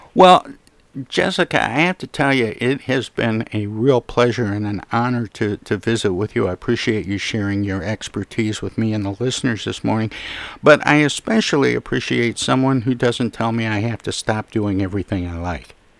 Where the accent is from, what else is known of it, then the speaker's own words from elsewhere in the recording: Midwest, United States; I grew up in the Midwest